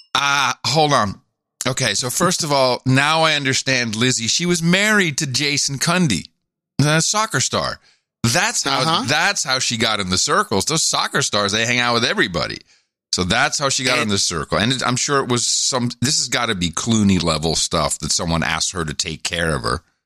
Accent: Netherlands; G- growing up in Europe, in the Netherlands

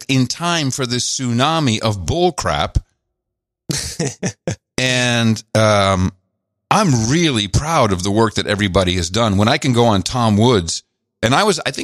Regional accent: Amsterdam, North Holland, Netherlands; moved away; I grew up in Amsterdam

